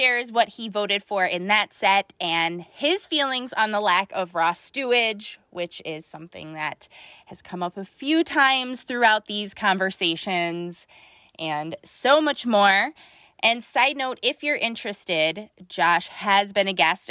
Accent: Buffalo, New York, United States; I'm from Buffalo.

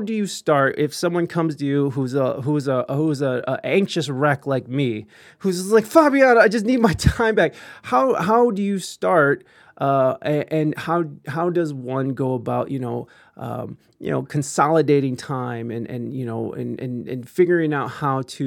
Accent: United States; accent: American

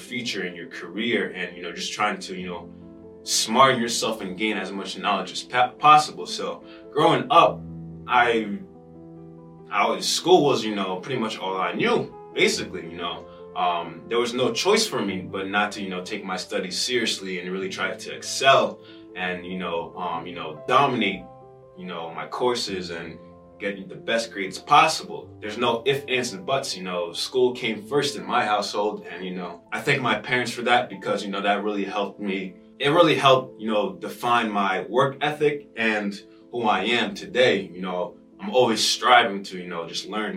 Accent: Rockland County, New York, United States; born and raised in New York, specifically the 845. Rockland County

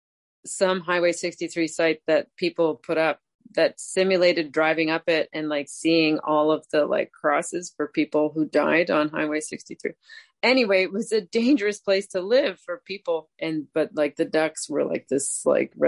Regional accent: Cape Breton, Nova Scotia, Canada; I'm from Cape Breton.

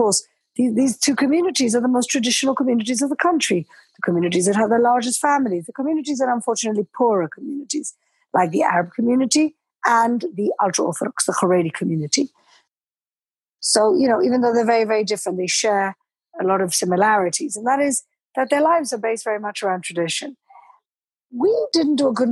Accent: Gibraltar; moved away as an adult; also born or lived in London; now in Jerusalem, Israel; I was brought up and raised in Gibraltar, studied law in London

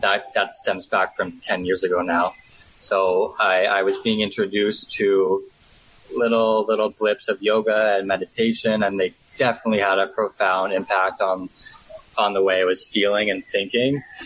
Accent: just outside Toronto, Ontario, Canada; moved away as an adult; also born or lived in London / Australia; now in Bangkok, Thailand; I'm from just outside Toronto, okay. Canada. Um, but I've been in Bangkok for the past six years

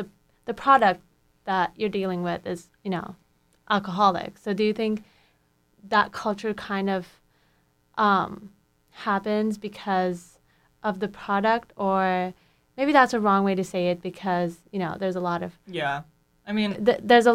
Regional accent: Turkey; now in United States; I'm actually from Turkey

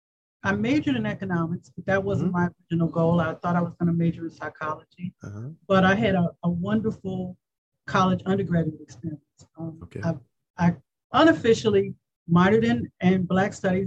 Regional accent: Washington, District of Columbia, United States; also born or lived in Prince George's County, Maryland; They migrated to DC shortly before my birth, and I was born in Freedman's Hospital. And I obviously consider myself a child of the civil rights movement.

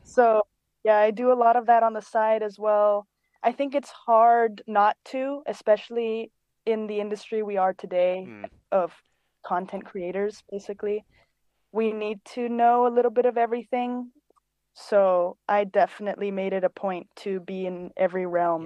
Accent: Cyprus; moved away as an adult; also born or lived in London, United Kingdom; now in Los Angeles, United States; I was born in London, and I grew up on an island called Cyprus in the Mediterranean, and I moved to Los Angeles in 2016

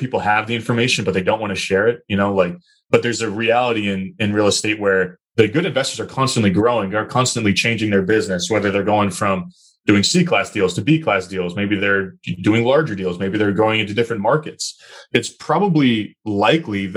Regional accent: Chester, New Hampshire, United States; moved away as an adult; now in Boston, United States; So I grew up southern New Hampshire, a really small town called Chester, New Hampshire

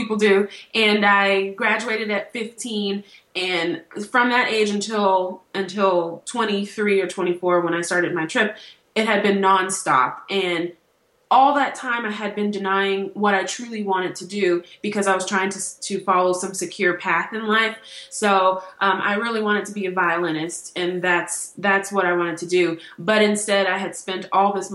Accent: Los Angeles, California, United States; moved away as an adult; also born or lived in New York / Columbia, Missouri; now in Indiana, United States; I grew up in California. After I left Los Angeles to go to college in New York

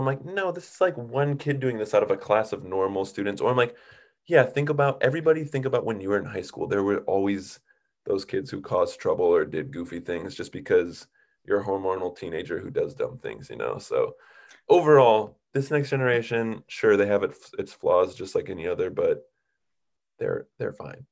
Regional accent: Minnesota, United States; moved away as an adult; also born or lived in Boston / Chicago area; now in Southern California, United States; I grew up in Minnesota

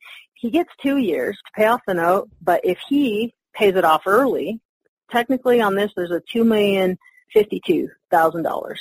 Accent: Carson City, Nevada, United States; my hometown of Carson City, Nevada

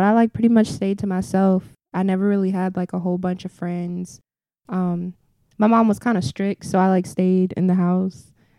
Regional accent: Newport News, Virginia, United States; Well, for me, I think it was pretty okay. I grew up uptown. My family is from downtown.

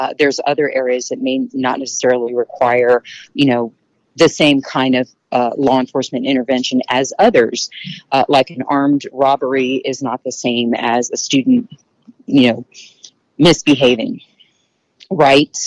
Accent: Houston, Texas, United States; I grew up here in Houston

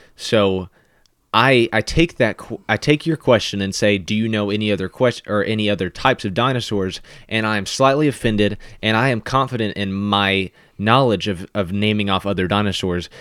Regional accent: Kentucky, United States; I would just say, "Oh, I'm from Kentucky," and then I might even describe a certain region of Kentucky that I'm from

